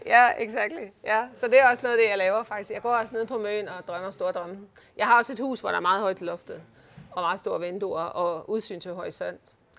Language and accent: Danish; Uggerby, North Denmark Region, Denmark; moved away; also born or lived in Hirtshals; Jeg er født i Hirtals. Ja. Og vokset op i Ugerby